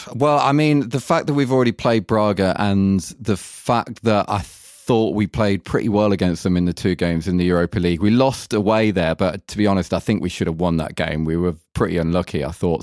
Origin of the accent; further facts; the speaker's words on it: England, United Kingdom; now in Germany; being English